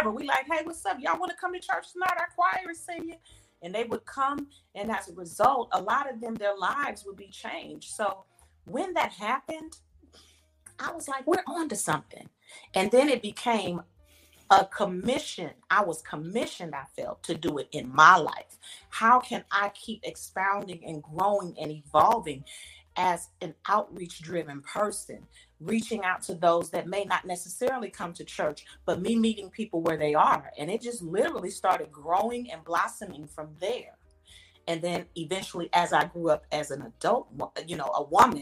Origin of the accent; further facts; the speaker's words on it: Inglewood, California, United States; moved away; also born or lived in Atlanta; I'm originally from California, born and raised in Inglewood, California